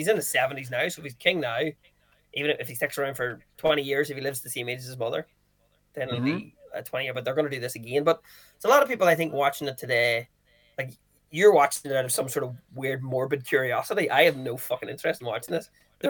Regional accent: Wales, United Kingdom; And then I found out that I'm supposed to be lesser because I'm from Wales.

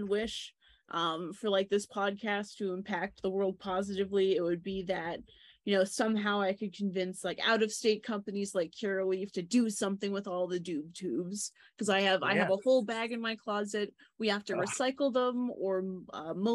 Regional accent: Maryville, Tennessee, United States; moved away; also born or lived in New Hampshire; I grew up in Maryville, Tennessee

